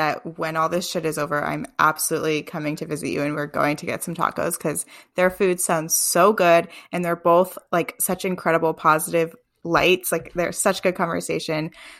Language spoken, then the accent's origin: English; Vermont, United States; I'm in Vermont. I'm in this weird little state.